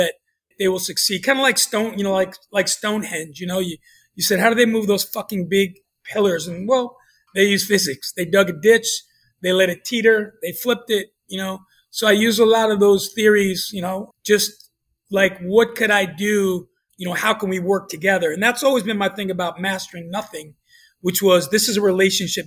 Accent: New York, United States; moved away; growing up in New York

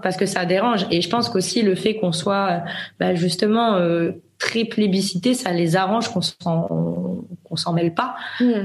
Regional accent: France; moved away as an adult; now in Spain; je suis française

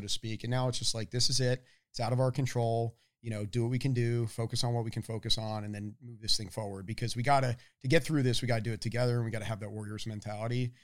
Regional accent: Annapolis, Maryland, United States; moved away as an adult; also born or lived in Boston; I grew up in Annapolis, Maryland.

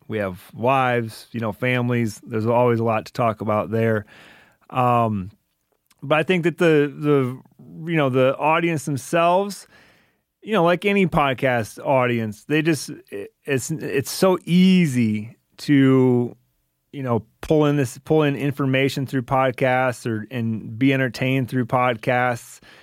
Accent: Michigan, United States; now in Montana, United States; I grew up in Michigan

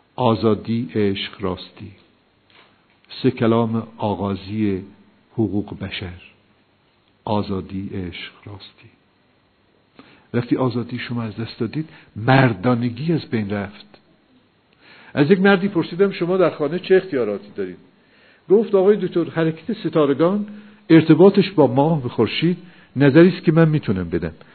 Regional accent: Iran; ما ایرانی هستیم ما با ملل دیگه فرق داریم

